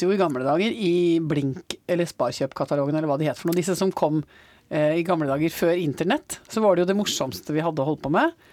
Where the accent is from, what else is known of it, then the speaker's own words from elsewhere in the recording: Basel, Basel-Stadt, Switzerland; born there; siden jeg er født i Sveits